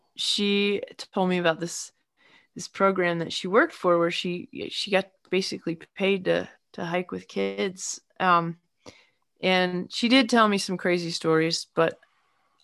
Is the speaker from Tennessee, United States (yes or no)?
no; north of Baltimore, Maryland, United States; also born or lived in Massachusetts; now in Asheville, United States; I am originally from the hilly part of Maryland, kind of north of Baltimore, near the Pennsylvania line